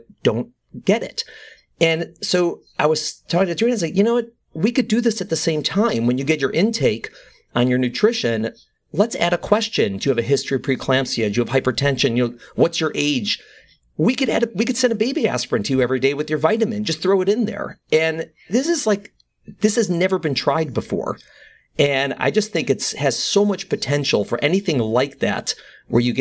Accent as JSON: {"language": "English", "region": "Midwest", "country": "United States", "tie": "born or raised there", "moved": "as an adult", "lives_now": "New York, United States", "said": "I grew up in the Midwest and I came out east for college."}